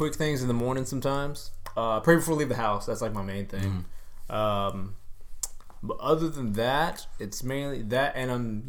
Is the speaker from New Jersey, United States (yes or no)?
no; Texas, United States; we are from Texas